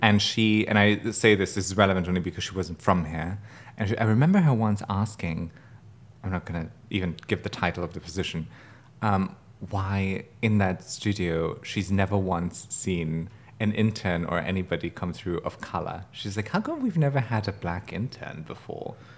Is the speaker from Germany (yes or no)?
yes; Germany; now in United States; growing up in Germany